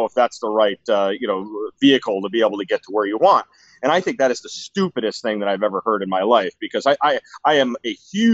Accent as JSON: {"language": "English", "area": "Westchester County", "region": "New York", "country": "United States", "tie": "born or raised there", "moved": "yes", "lives_now": "Arizona, United States", "said": "I grew up in Westchester County, New York, which is about 50 minutes outside of Manhattan"}